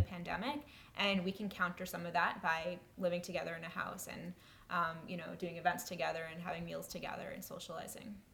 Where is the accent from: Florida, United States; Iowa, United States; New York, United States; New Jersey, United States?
New York, United States; moved away as an adult; now in Washington, D.C., United States; I am from New York originally